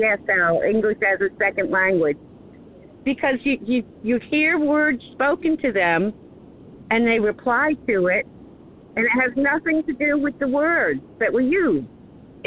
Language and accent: English; New England, United States; I was raised in New England